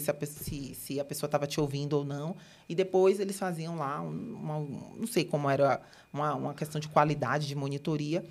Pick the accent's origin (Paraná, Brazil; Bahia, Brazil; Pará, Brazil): Bahia, Brazil; Salvador; moved away as an adult; now in São Paulo, Brazil; eu moro em São Paulo há mais ou menos sete anos, mas eu sou de Salvador, sou da Bahia, sou do Nordeste com muito orgulho.